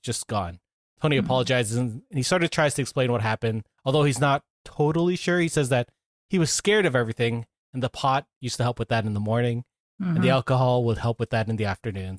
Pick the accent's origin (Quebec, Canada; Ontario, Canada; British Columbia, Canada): Ontario, Canada; St. Catharines; I grew up in St. Catharines, so you know, I wine country